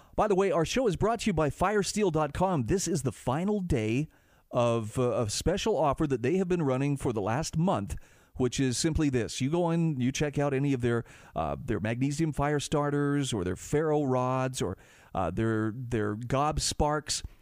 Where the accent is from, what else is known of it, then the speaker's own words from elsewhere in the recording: Utah, United States; my home state of Utah